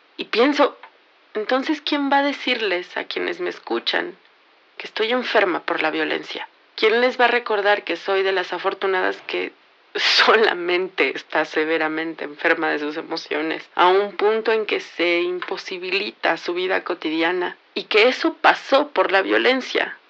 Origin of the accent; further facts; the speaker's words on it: Mexico; Soy mexicana